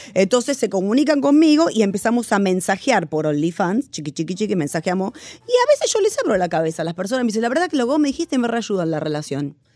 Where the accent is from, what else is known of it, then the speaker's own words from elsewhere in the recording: Argentina; yo soy argentina